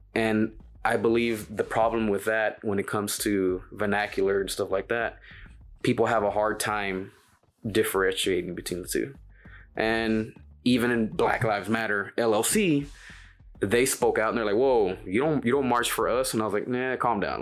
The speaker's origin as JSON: {"language": "English", "town": "Dallas", "region": "Texas", "country": "United States", "tie": "born or raised there", "said": "I'm born and raised in Oak Cliff."}